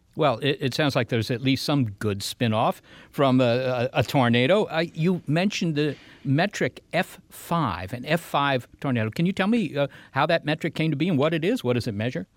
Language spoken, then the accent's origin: English; Virginia, United States; moved away; In Virginia, Molly, we didn't have tornadoes